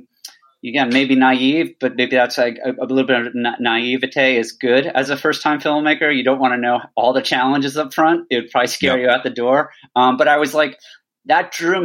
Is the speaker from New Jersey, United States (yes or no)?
yes; New Jersey, United States; I grew up an Irish American family, you know, going to Ireland as a kid, you know, I grew up in Jersey, but all my grandparents were from Ireland